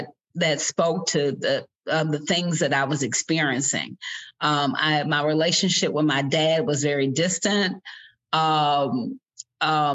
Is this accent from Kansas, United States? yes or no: no; Lexington, Kentucky, United States; my origin story is at 1081 New Circle Road, Lexington, Kentucky, lot 72. I grew up in a trailer park